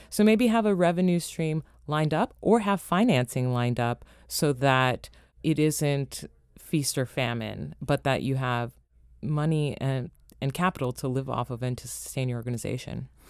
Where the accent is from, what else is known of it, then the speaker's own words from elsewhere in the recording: Los Angeles, California, United States; also born or lived in Toronto, Canada; now in Washington, D.C., United States; growing up in Los Angeles, you're in the hub of entertainment